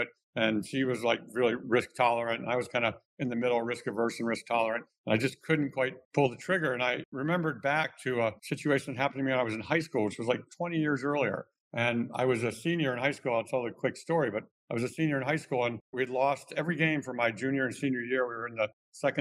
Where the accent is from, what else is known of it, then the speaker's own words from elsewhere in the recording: Cleveland, Ohio, United States; moved away as an adult; also born or lived in Michigan; I grew up in the Midwest in Cleveland, Ohio, a very Midwestern middle class background.